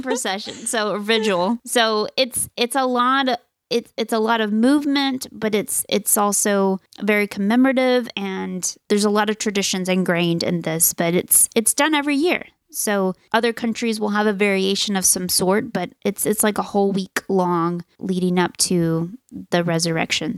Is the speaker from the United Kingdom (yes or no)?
no; Chile; now in United States; growing up in South America